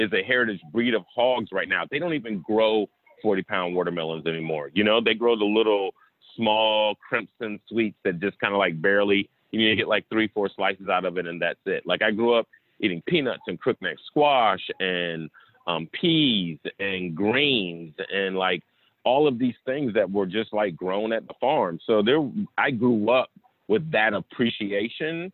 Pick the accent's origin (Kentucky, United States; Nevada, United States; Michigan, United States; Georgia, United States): Georgia, United States; Southeast; I grew up in Southeast Georgia